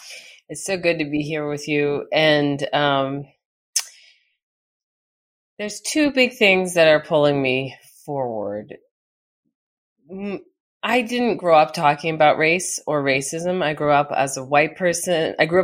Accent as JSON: {"language": "English", "country": "United States", "said": "because it was a South African context, so I wasn't as implicated as an American."}